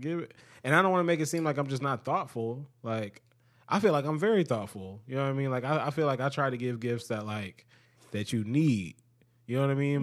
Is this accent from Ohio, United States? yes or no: yes; Cleveland, Ohio, United States; also born or lived in Akron, Ohio; I'm from Cleveland